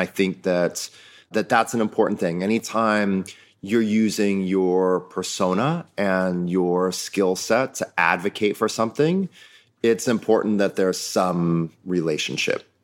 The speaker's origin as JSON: {"language": "English", "region": "Midwest", "country": "United States", "tie": "born or raised there", "said": "I grew up in the Midwest with a family who ran a family-owned business"}